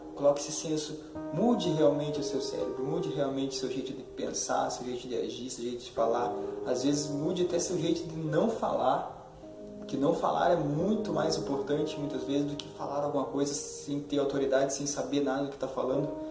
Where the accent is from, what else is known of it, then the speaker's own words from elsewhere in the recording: Curitiba, Paraná, Brazil; sou de Curitiba